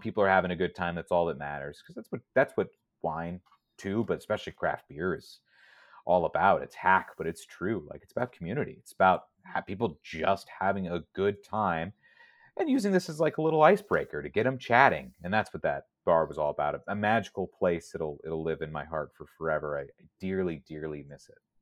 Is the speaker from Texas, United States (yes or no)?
no; San Diego, California, United States; moved away; I grew up in San Diego